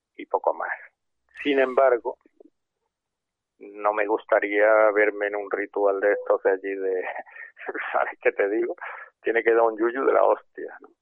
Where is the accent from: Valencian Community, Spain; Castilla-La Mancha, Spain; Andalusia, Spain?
Andalusia, Spain; Córdoba; yo soy de Córdoba